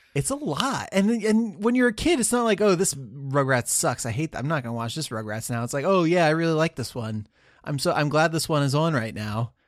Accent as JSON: {"language": "English", "country": "United States", "said": "being born an American where we just speak the one language"}